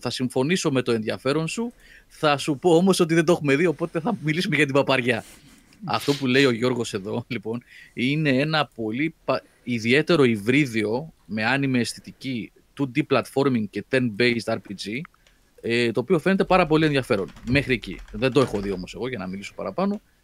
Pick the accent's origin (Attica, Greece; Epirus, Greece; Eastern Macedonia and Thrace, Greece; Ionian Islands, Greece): Attica, Greece; Athens; μπορεί να μεγάλωσα στην Αθήνα